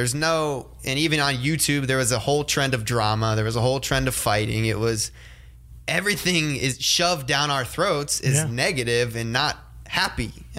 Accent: Ohio, United States; now in California, United States; when I grew up in Ohio, we had snow days.

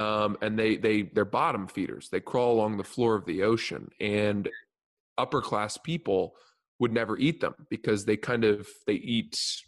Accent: Maine, United States; I'm from Maine.

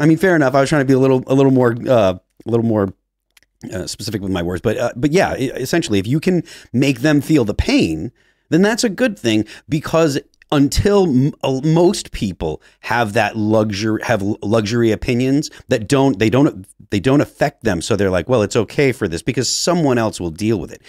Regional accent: New Hampshire, United States; also born or lived in Massachusetts; I'm from New Hampshire

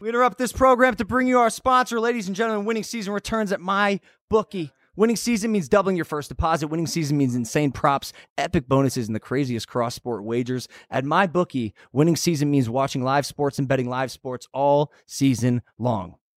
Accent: Ohio, United States; moved away; I'm a kid from Ohio

